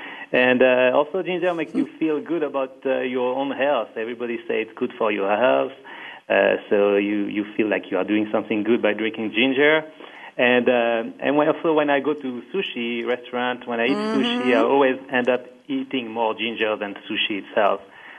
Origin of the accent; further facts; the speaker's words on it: Paris, Île-de-France, France; also born or lived in Israel / Manchester, United Kingdom / United States; now in Silicon Valley, United States; Yes, I am also in the Silicon Valley. I am at the SAP Palo Alto office right now. But I grew up in Paris, in France, and I lived and studied in Israel. And I study also in Manchester, UK. And for the last 12 years, I am in USA.